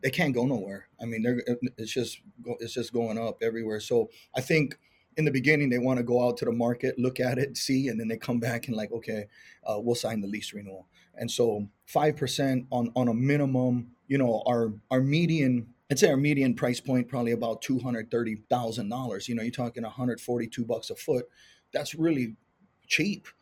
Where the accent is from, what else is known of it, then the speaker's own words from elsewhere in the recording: Hawaii, United States; moved away as an adult; also born or lived in Iowa; now in Kansas City, United States; I was born and raised in Hawaii